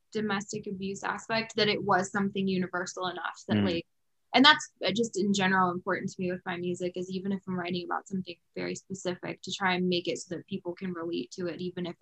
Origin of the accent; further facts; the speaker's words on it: Georgia, United States; moved away as an adult; also born or lived in Nashville area, Tennessee; I am from Georgia originally and then lived in Tennessee for 7 or 8 years